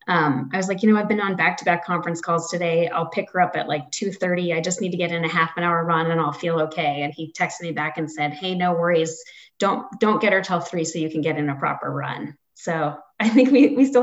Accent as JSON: {"language": "English", "region": "East Coast", "country": "United States", "moved": "yes", "lives_now": "Aurora, United States", "said": "I was from the East Coast"}